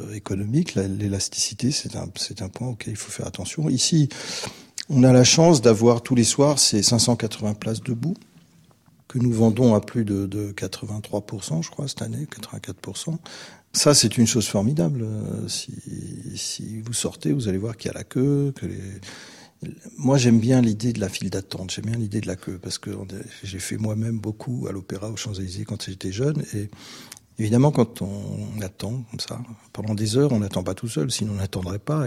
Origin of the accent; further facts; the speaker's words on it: France; now in Vienna, Austria; je suis français